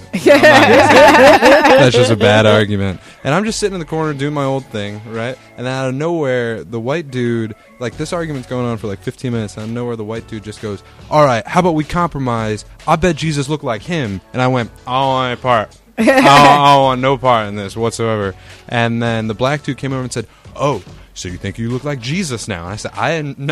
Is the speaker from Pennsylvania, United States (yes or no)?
yes; Philadelphia, Pennsylvania, United States; I'm from Philly